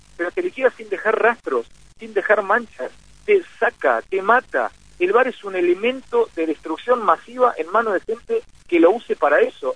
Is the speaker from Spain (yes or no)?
no; Argentina; a mí me, pone feliz como argentino